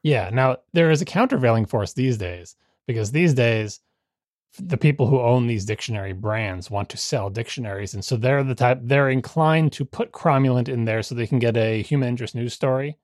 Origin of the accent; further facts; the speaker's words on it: Long Island, New York, United States; moved away; all the people I grew up with on Long Island